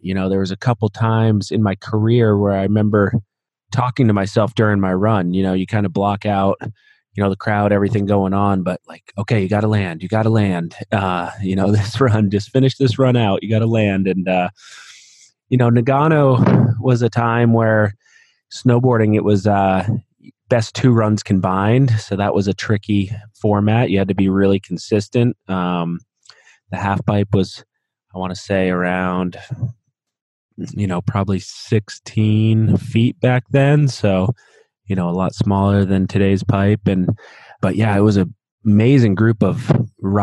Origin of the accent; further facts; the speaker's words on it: South Londonderry, Vermont, United States; I grew up right in South Londonderry, a small town, so little grocery store, that kind of stuff, and know most people